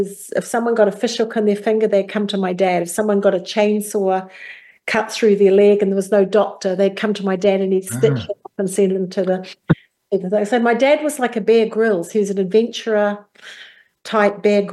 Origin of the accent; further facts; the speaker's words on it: New Zealand; Well, I come from New Zealand. As a young girl growing up, I was in a very small village community.